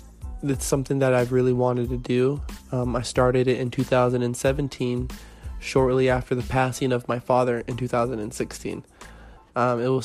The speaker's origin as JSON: {"language": "English", "town": "Fairfax", "region": "Virginia", "country": "United States", "tie": "born there", "also_born_or_lived": "North Carolina / California", "said": "I was born in Fairfax, Virginia, you know, moved around, landed in North Carolina for some time, pretty much from 2001 all the way up to 2009. In 2009, I moved to California so I could start dancing."}